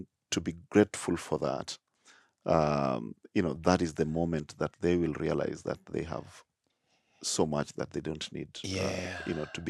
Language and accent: English; Nairobi, Kenya; born or raised there